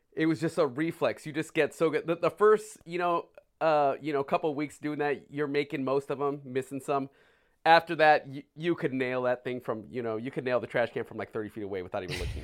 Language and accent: English; California, United States; moved away; also born or lived in San Francisco; me being from California, having lived in San Francisco